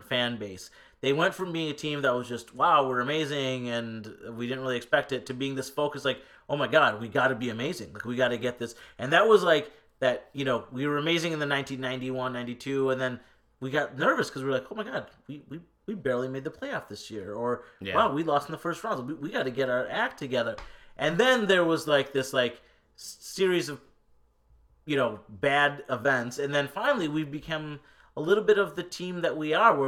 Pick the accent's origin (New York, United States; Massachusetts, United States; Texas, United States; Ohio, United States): New York, United States; Western; we come from Rochester, Amherst, Erie, Buffalo. And we are the most proud of our hometowns that anyone I've ever